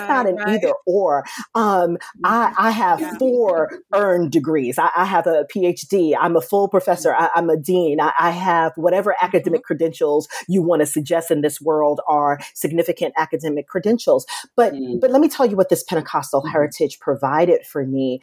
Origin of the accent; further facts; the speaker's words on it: New York City, New York, United States; now in Washington, D.C., United States; I was born and raised in Brooklyn, New York.